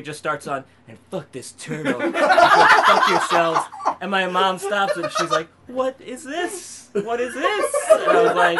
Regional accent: Brooklyn, New York, United States; We're from Brooklyn.

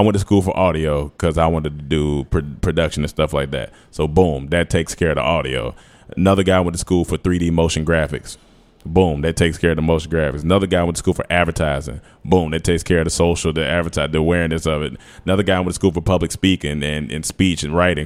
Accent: North Carolina, United States; moved away as an adult; also born or lived in Atlanta, Georgia; I'm from North Carolina. I moved to Atlanta when I was eighteen

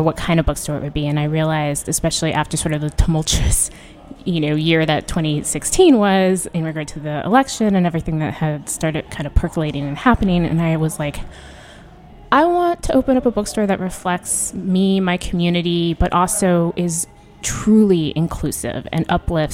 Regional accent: New Mexico, United States; moved away as an adult; also born or lived in New York City; now in Washington, D.C., United States; I'm from New Mexico, which is like one of the only majority brown states in the country. And that's pretty much what it's like at home

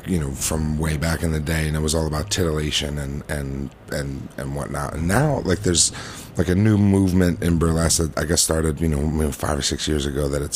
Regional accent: Delanco, New Jersey, United States; The town I grew up in is called Delanco, and it's very small.

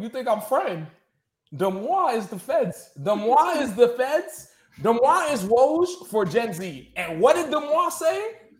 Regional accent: New York, United States; I'm from New York.

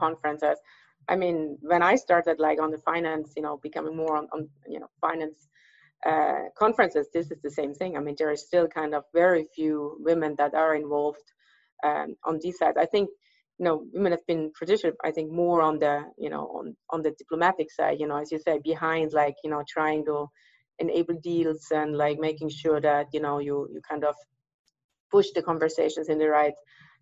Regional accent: Graz, Styria, Austria; now in California, United States; where I grew up in Austria, in Styria

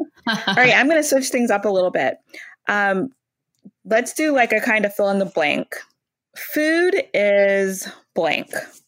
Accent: Louisiana, United States; moved away; I grew up in Louisiana

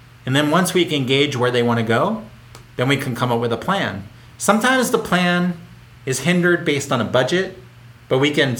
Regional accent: Philadelphia, Pennsylvania, United States; I grew up in Philadelphia

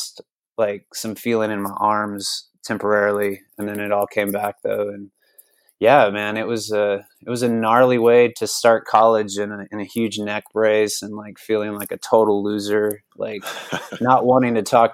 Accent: Lake Jackson, Texas, United States; I grew up in Lake Jackson, which is the south of Houston.

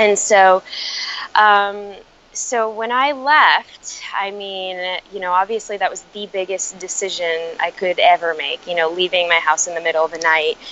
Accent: Chicago, Illinois, United States; I actually grew up, um, was born and raised in Chicago uh, to immigrant family.

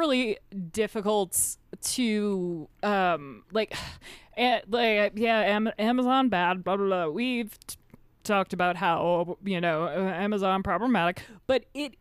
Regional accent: United States; We're American.

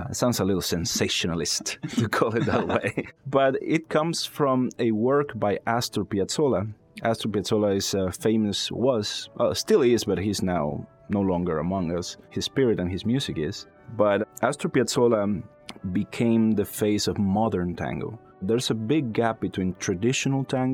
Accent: Mérida, Yucatán, Mexico; moved away as an adult; also born or lived in Texas; now in Pittsburgh, United States; Mérida, my hometown

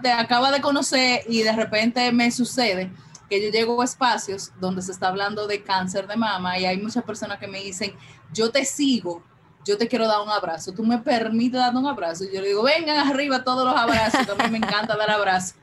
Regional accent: Santo Domingo, Distrito Nacional, Dominican Republic; Yo vivo en Santo Domingo, nací, me crié, crecí todo en Santo Domingo

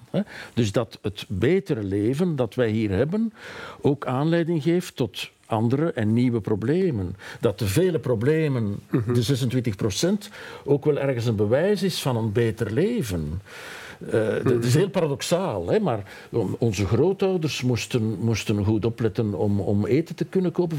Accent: Rupel region, Flanders, Belgium; Ik kom zelf uit een streek, ik kom uit de Ruppelstreek, hè, de hmm. steenbakkerijstreek

